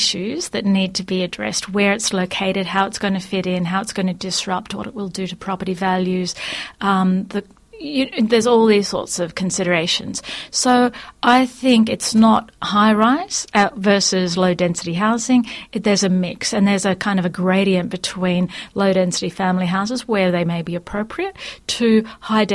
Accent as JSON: {"language": "English", "town": "Sydney", "region": "New South Wales", "country": "Australia", "tie": "born or raised there", "said": "I grew up in Sydney"}